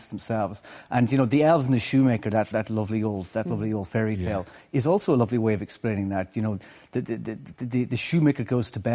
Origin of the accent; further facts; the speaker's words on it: Malin Head, Ulster, Ireland; now in Dublin, Ireland; I grew up in Malinhead